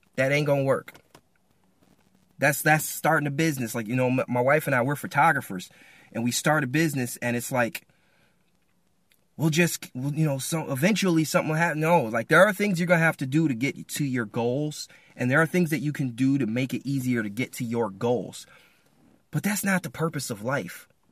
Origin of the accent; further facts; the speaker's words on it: Michigan, United States; I'm from Michigan